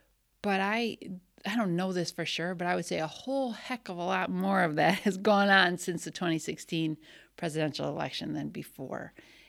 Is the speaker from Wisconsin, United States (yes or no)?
yes; Wisconsin, United States; I naively, growing up in the Milwaukee suburbs or just beyond, didn't really know that existed.